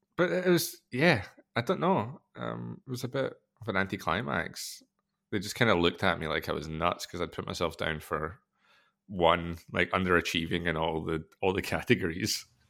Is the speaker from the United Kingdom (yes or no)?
yes; Scotland, United Kingdom